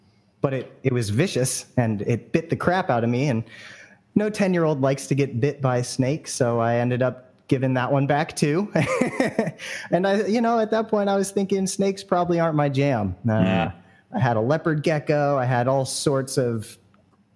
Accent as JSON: {"language": "English", "area": "San Francisco Bay Area", "region": "California", "country": "United States", "tie": "born or raised there", "said": "I grew up in the Bay Area here, San Francisco Bay Area"}